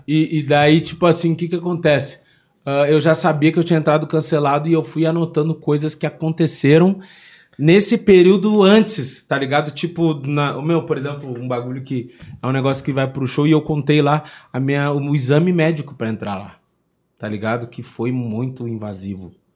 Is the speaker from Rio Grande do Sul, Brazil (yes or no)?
yes; Porto Alegre, Rio Grande do Sul, Brazil; nascido e criado no Rio Grande do Sul